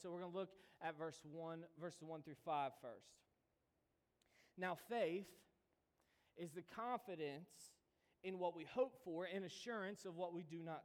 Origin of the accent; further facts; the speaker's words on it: United States; we, as American Christians